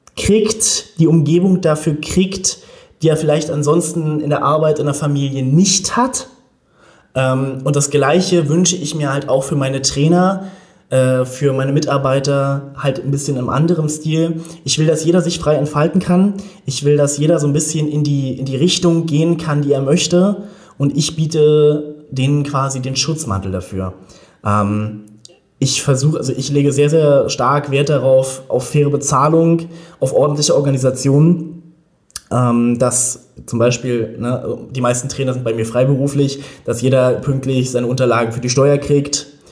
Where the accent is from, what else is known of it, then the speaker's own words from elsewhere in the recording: Berlin, Germany; ich bin in Berlin geboren, lebe auch in Berlin